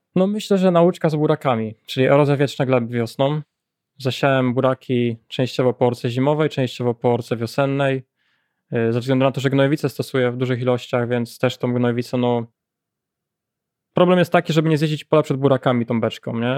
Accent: Janowiec Wielkopolski, Kuyavian-Pomeranian Voivodeship, Poland; Ja jestem z rejonu Kasku Pomorskiego, powiat Żnin, gmina Janowiec dokładniej

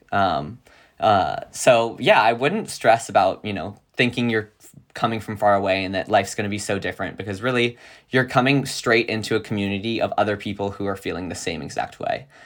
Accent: Virginia, United States; moved away as an adult; now in California, United States; a little boy in Virginia

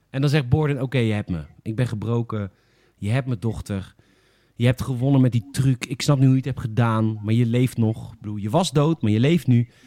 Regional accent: Alphen aan den Rijn, South Holland, Netherlands; ik kom uit Alphen.

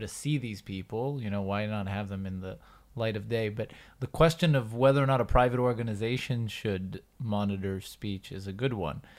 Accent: United States; moved away; I grew up in the Uni-, U S

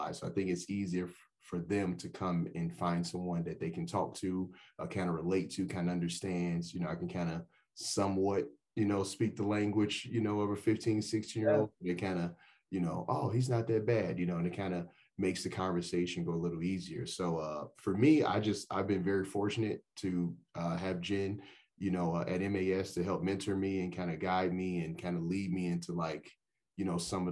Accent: Chicago, Illinois, United States; moved away as an adult; also born or lived in Florida; now in Albuquerque, United States; I'm originally from Chicago. Went to college in Florida.

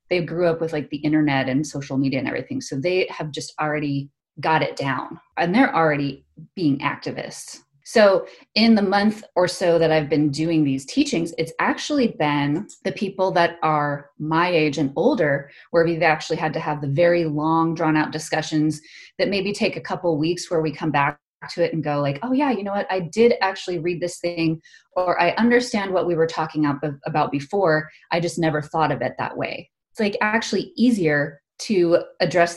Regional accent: Arizona, United States; moved away as an adult; It's like Arizona

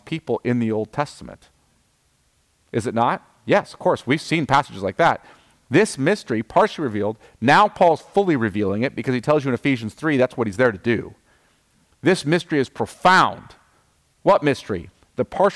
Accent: United States; as an American

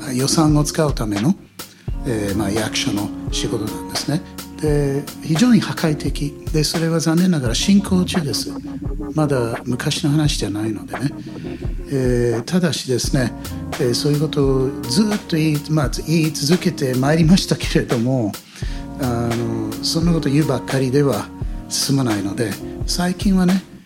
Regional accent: United States; Japanese is a second language; also born or lived in United Kingdom / Iya, Japan; now in Japan; 子供の頃の例えばアメリカにいた頃

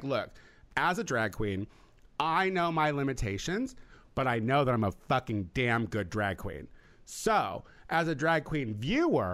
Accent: New York, United States; I'm from New York.

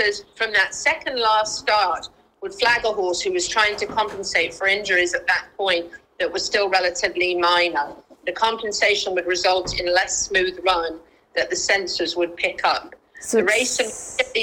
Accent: United Kingdom; I don't roll my R's because I'm a Brit.

